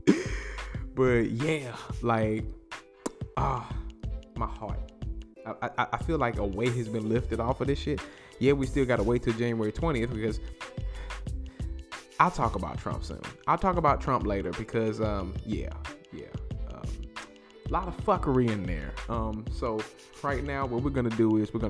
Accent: Greensboro, North Carolina, United States; my hometown of Greensboro

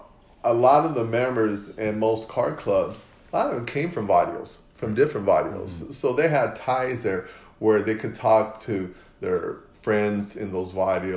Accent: South El Monte, California, United States; I grew up in South El Monte, so I knew all the guys, I knew the barrio

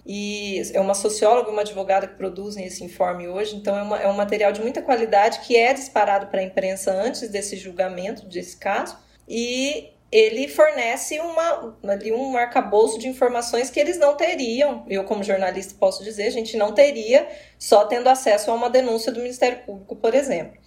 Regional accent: Apucarana, Paraná, Brazil; moved away as an adult; also born or lived in Acre; now in Londrina, Brazil; Comecei trabalhando na minha cidade Natal, que é Apucarana, uma cidade próxima.

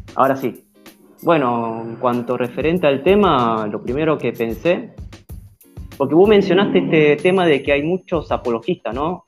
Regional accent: Argentina; acá nosotros como argentinos

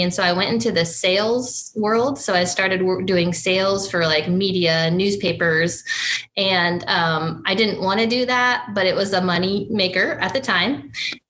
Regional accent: Republic County, Kansas, United States; also born or lived in Mitchell County, Kansas; I was born and raised in Kansas. I am not a Mitchell County native. I actually grew up just a few counties above, up in Republic County, and spent my younger years there

